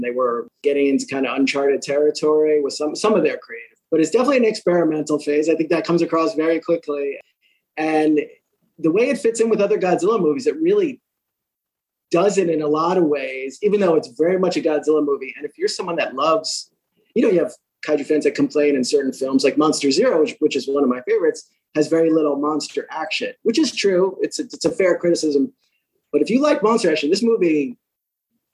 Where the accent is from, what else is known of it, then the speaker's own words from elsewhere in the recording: New York, United States; I'm a New Yorker